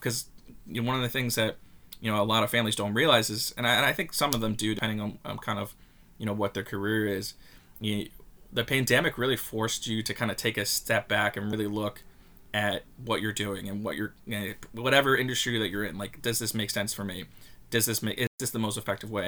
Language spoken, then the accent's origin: English; Long Beach, New York, United States; I'm a Long Island native. I grew up in Long Beach.